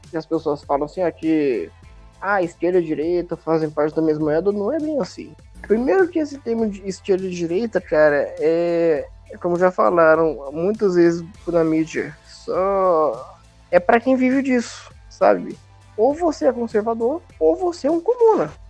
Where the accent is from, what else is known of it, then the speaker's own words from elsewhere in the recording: Brazil; e eu sou brasileiro, né?